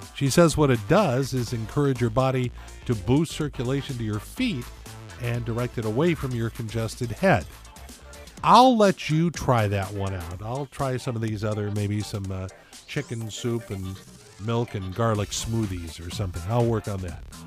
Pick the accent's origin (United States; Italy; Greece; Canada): United States; Los Angeles, California; I grew up in Los Angeles